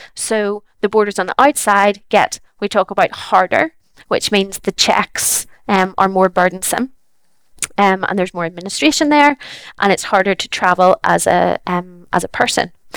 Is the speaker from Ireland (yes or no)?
yes; Ireland; as an Irish